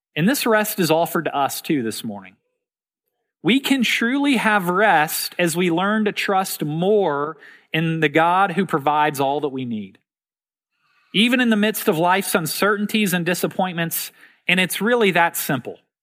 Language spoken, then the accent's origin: English; Memphis, Tennessee, United States; When I was young, growing up in Memphis, Tennessee